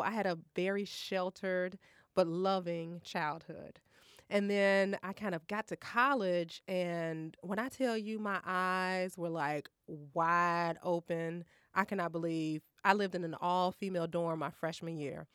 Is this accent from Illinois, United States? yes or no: yes; Maywood, Illinois, United States; I grew up in Maywood